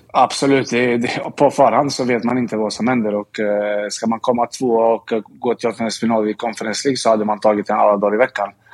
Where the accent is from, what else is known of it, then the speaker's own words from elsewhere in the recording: Linköping, Östergötland, Sweden; now in Stockholm, Sweden; jag kommer från Linköping